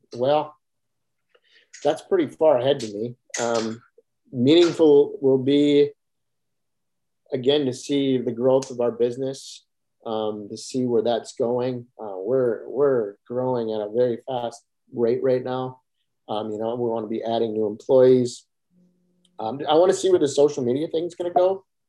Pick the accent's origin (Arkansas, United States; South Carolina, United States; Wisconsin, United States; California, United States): Wisconsin, United States; Kenosha; growing up in Ken- Kenosha, Wisconsin, moving to a very small farm community